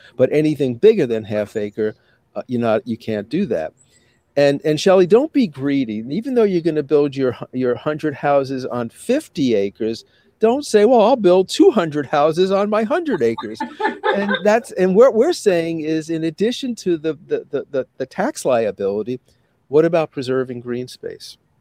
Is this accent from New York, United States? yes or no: yes; New York City, New York, United States; now in Syracuse, United States; I grew up in Brooklyn.